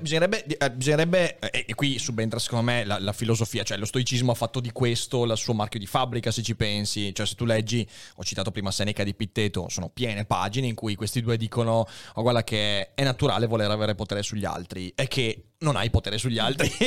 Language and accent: Italian; Veneto, Italy; also born or lived in Padua; crescendo in Veneto